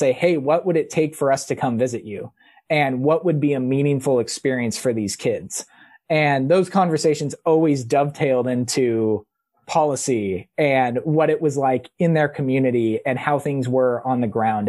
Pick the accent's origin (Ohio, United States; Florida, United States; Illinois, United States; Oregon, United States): Oregon, United States; Beaverton; I was that kid in high school growing up in Washington County, reading the paper, digging into the Valley Times